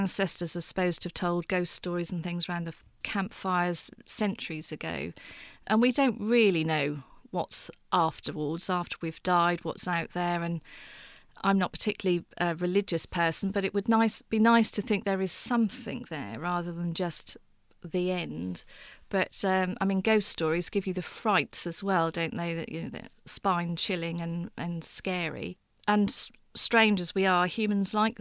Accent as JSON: {"language": "English", "town": "Beccles", "region": "East of England", "country": "United Kingdom", "tie": "born or raised there", "said": "I was born in Suffolk at Beccles, but spent an awful lot of time in my childhood at the coast"}